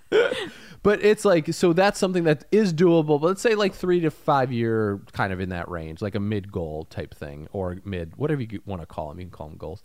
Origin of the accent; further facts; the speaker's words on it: Indiana, United States; moved away; I come from Indiana